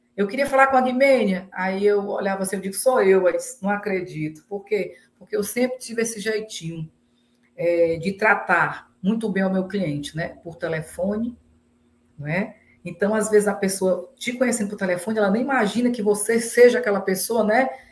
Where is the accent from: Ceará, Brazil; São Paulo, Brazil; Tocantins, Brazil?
Ceará, Brazil; Fortaleza; moro em Fortaleza, né? Nasci em Fortaleza